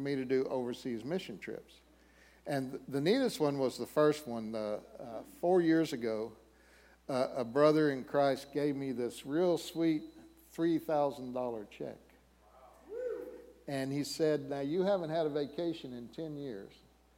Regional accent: Texas, United States; moved away; I'm originally from Texas

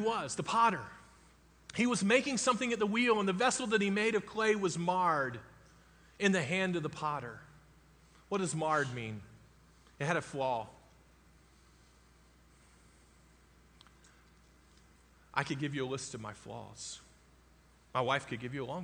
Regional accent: Florida, United States; I grew up in Florida

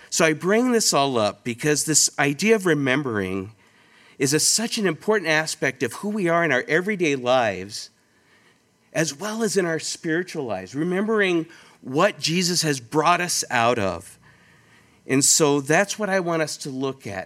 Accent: California, United States; moved away as an adult; also born or lived in Twin Peaks, California / Rialto, California; now in Rochester, Minnesota, United States; my wife and I, Holly, um, we're originally from California

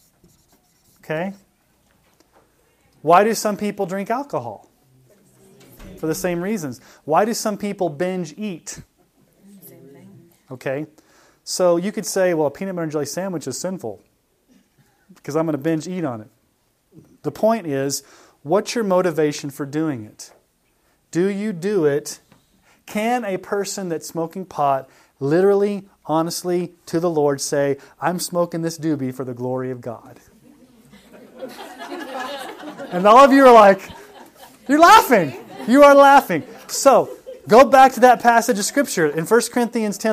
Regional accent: Colorado, United States; I'm from Colorado

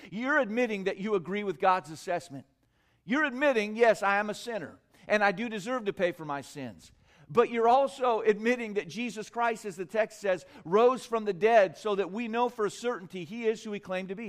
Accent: United States; I'm from America.

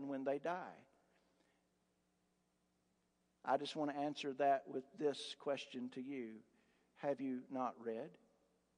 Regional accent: Appalachia, United States; I'm a hick from Appalachia.

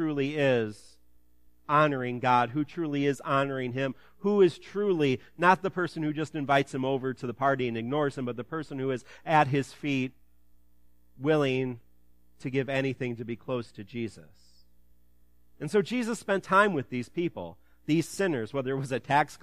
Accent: Ottawa, Illinois, United States; My hometown, Ottawa

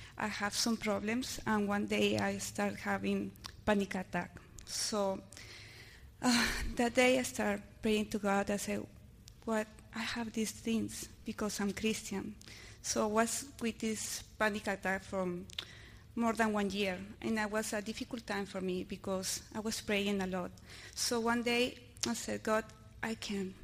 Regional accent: Miami, Florida, United States; English is a second language; I'm from Miami.

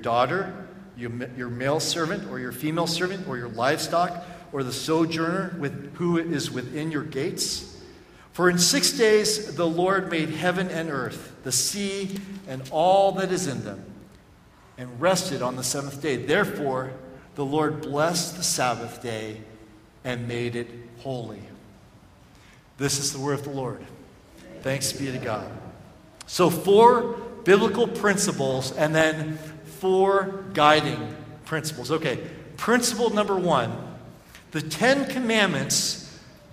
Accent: Oakland, California, United States; growing up in Oakland with my parents

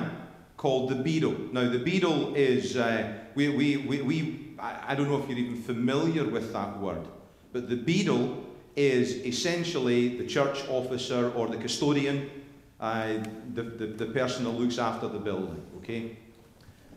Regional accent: Scotland, United Kingdom; moved away as an adult; now in United States; I'm Scottish

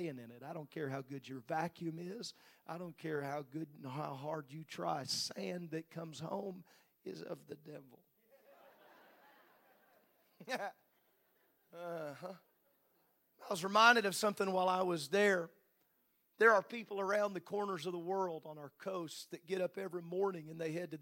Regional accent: Midwest, United States; as a Midwesterner

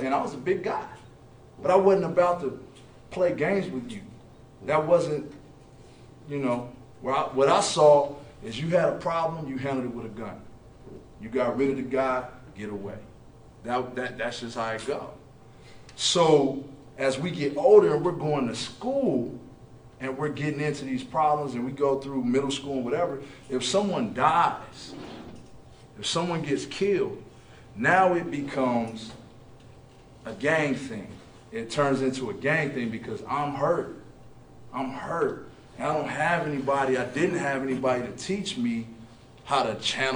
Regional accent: Oklahoma City, Oklahoma, United States; I'm from Oklahoma City

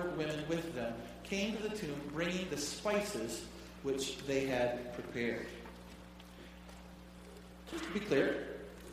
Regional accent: Detroit, Michigan, United States; I grew up in the Detroit area

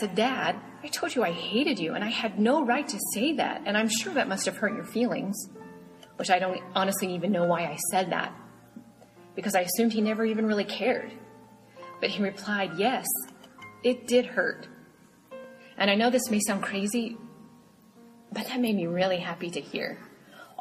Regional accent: Marion, Illinois, United States; now in Fort Scott, United States; my hometown of Marion, Illinois

